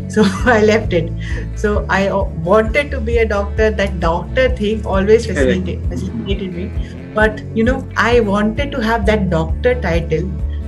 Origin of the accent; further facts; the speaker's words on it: Patna, Bihar, India; also born or lived in Delhi; I basically belong to Patna, Bihar.